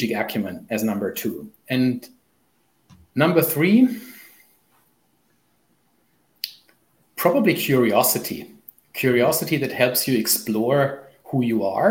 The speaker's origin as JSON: {"language": "English", "country": "Germany", "also_born_or_lived": "Canada", "first_language": "German", "second_language": "English", "said": "I don't know what it is in my mother tongue, so I'm German"}